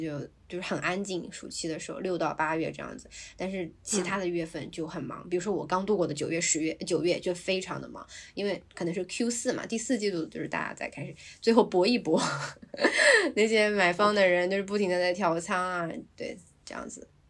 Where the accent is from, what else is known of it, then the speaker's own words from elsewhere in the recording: China; now in Hong Kong; 我们组里只有我一个中国人